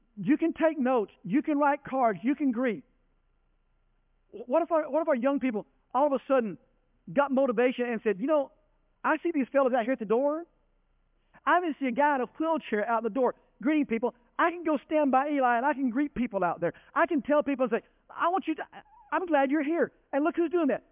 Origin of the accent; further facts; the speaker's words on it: Denton, Texas, United States; I grew up in Denton, Texas, not small town USA